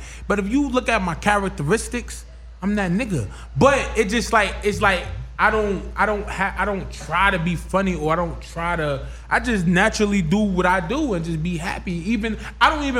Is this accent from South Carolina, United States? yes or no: no; Irvington, New Jersey, United States; I'm from Irvington, New Jersey